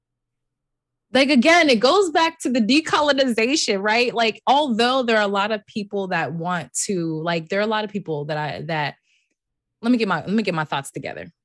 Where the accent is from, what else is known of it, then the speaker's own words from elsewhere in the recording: United States; I'm literally an American.